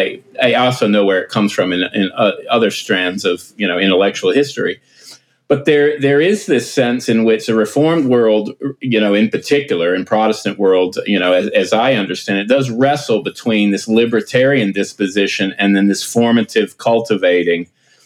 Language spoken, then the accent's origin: English; United States; as an American